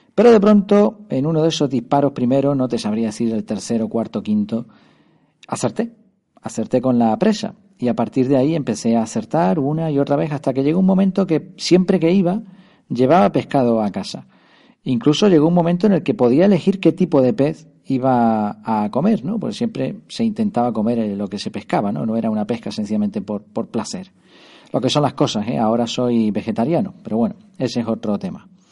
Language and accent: Spanish; Madrid, Community of Madrid, Spain; nací en Madrid